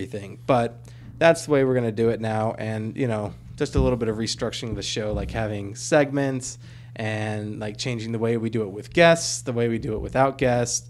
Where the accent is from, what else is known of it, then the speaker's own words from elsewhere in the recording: the South, United States; we're from the South